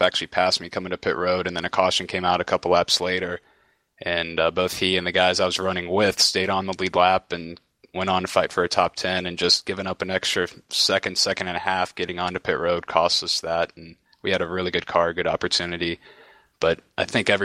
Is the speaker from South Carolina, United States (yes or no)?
yes; South Carolina, United States; I'm from South Carolina